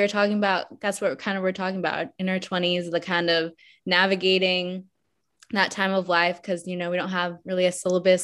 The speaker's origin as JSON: {"language": "English", "town": "Atlanta", "region": "Georgia", "country": "United States", "tie": "born or raised there", "also_born_or_lived": "Colorado", "said": "I moved when I was around 6 or 7 from Colorado. I was born in Colorado. I moved to Atlanta, and I've lived in Atlanta ever since"}